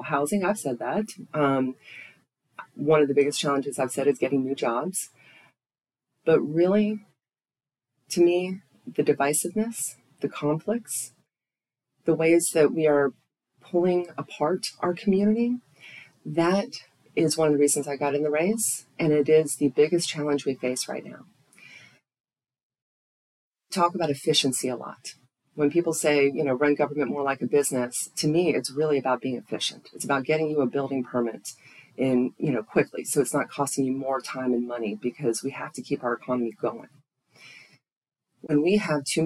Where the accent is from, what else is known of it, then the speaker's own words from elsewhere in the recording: Tallahassee, Florida, United States; this is my hometown. I love Tallahassee.